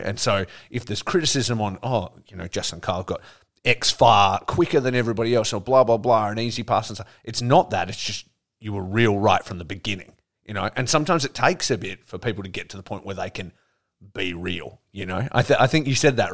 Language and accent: English; Australia; I grew up in Australia.